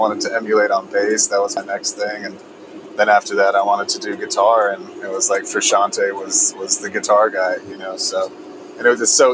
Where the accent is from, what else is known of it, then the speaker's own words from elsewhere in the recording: Stamford, Connecticut, United States; also born or lived in New Canaan, Connecticut; I was born in Stamford, Connecticut, so I'm from Connecticut originally